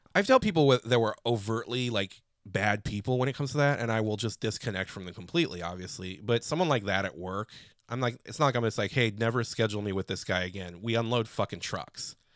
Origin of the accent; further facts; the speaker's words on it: Chicago, Illinois, United States; I'm from Chicago.